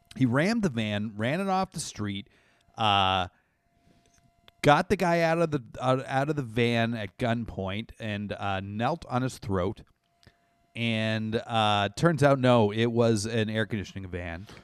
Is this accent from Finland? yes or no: no; Canada; I grew up in Canada